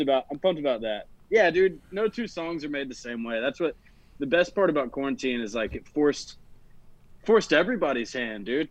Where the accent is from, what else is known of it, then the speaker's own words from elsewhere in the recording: Nashville, Tennessee, United States; born and raised right here in Nashville, Tennessee